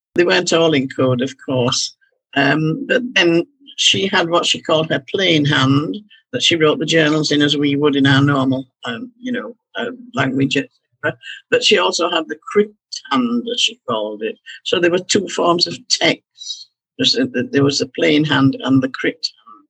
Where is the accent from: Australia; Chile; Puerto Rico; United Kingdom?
United Kingdom; Halifax, Yorkshire and the Humber; the town I'd been born and brought up in Halifax